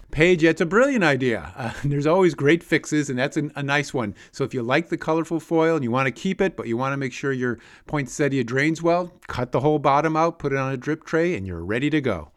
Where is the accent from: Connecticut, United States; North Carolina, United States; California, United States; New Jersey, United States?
Connecticut, United States; when I was a kid growing up in Connecticut